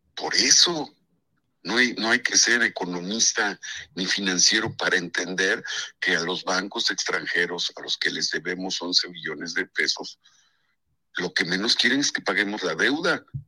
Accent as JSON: {"language": "Spanish", "region": "Puebla", "country": "Mexico", "said": "tú y yo somos poblanos"}